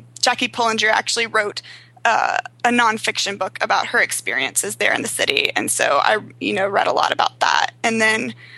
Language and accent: English; the South, United States; also born or lived in South Korea; I grew up in the South